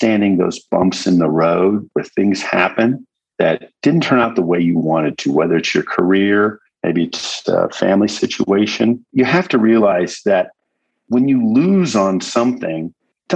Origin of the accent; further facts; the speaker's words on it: Colorado, United States; moved away as an adult; also born or lived in Texas / Baltimore, Maryland / San Antonio, Texas; now in New Mexico, United States; I was born in Texas, grew up in Colorado